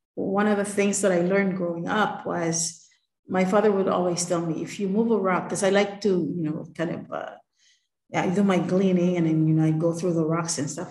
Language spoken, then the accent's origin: English; Palau; growing up in Palau is something that sort of is ingrained